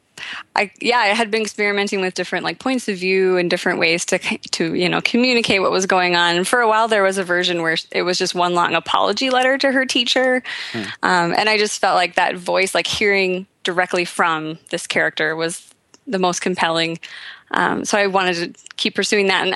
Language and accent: English; South Dakota, United States; also born or lived in Twin Cities, Minnesota; now in Fargo-Moorhead, United States; my hometown in South Dakota